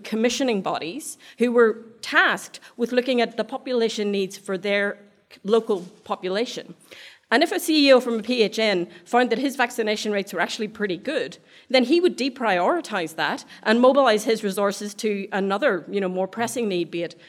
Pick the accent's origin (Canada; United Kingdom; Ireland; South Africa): Ireland; now in Australia; I'm Irish, so I speak really fast